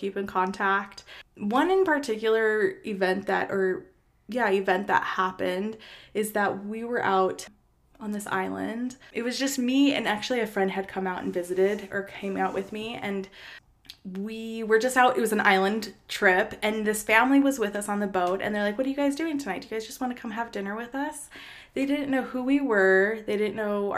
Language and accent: English; Minnesota, United States; me and my brothers, we just had a really great childhood in Minnesota growing up there